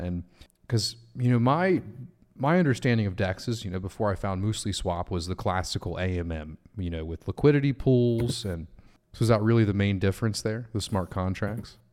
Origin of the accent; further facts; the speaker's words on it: United States; as an American